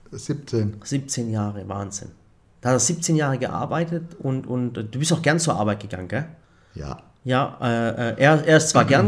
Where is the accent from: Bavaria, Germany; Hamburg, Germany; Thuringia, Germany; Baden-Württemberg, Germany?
Baden-Württemberg, Germany; So, ich bin ja Schwabe